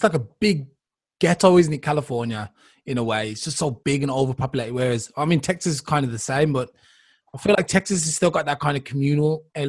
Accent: England, United Kingdom; now in Germany; because I'm an English guy and they heard my accent

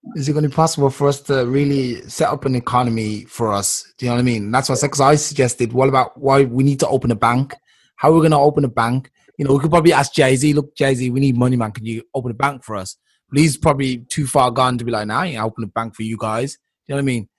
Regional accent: England, United Kingdom; I'm from England

